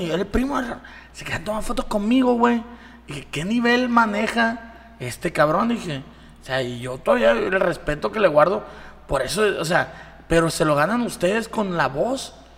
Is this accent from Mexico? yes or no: yes; Mazatlán, Sinaloa, Mexico